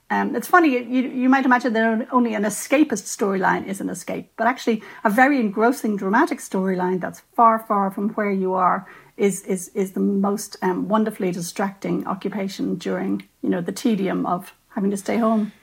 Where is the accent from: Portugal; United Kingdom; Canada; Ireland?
Ireland; as an Irish writer and a lapsed Catholic, you know, I'm aware that I grew up in a tradition